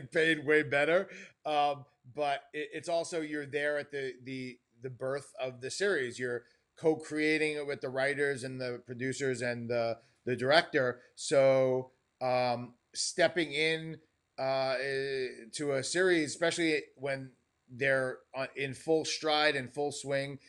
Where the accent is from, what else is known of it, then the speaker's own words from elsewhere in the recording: New York, United States; moved away as an adult; now in Los Angeles, United States; go back to my hometown, live and work on a show like The Marvelous Mrs. Maisel